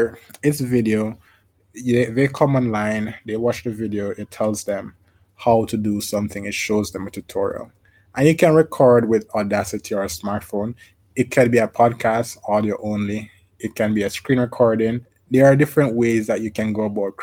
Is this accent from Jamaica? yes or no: yes; Jamaica; I'm from Jamaica. We say thieves and robbers